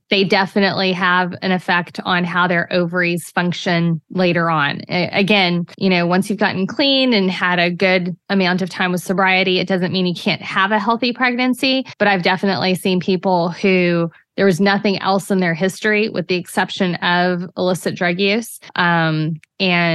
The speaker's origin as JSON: {"language": "English", "town": "New Braunfels", "region": "Texas", "country": "United States", "tie": "born or raised there", "said": "New Braunfels, my hometown, right between San Antonio and Austin."}